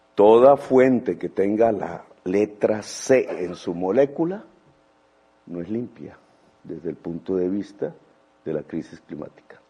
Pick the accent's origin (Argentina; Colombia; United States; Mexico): Colombia; como sociedad colombiana